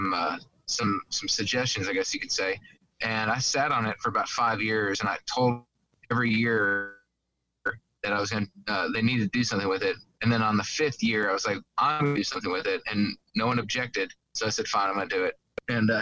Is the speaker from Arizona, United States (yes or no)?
yes; Arizona, United States; moved away; also born or lived in Mississippi; I grew up in Arizona, and then I've lived everywhere